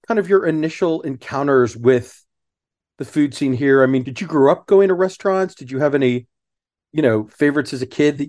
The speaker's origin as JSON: {"language": "English", "town": "Houston", "region": "Texas", "country": "United States", "tie": "born or raised there", "said": "I grew up in Houston."}